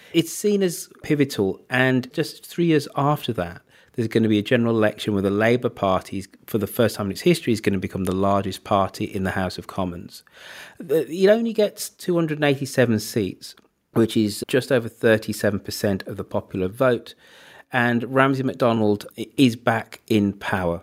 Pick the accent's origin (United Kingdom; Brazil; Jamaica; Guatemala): United Kingdom; being British